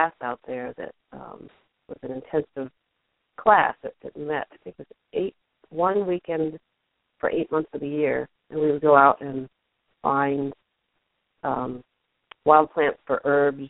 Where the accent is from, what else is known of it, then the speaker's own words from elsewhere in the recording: South Bend, Indiana, United States; moved away as an adult; also born or lived in Michigan / Washington, D.C. / Vermont; I grew up here in South Bend, Indiana, and then I went to school in Michigan, kept heading east, ended up in New England and the Atlantic coast